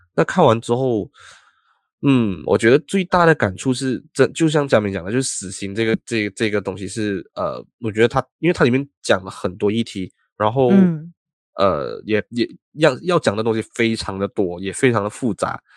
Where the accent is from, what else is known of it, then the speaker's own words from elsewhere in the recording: Malaysia; also born or lived in Taiwan; 作为马来西亚人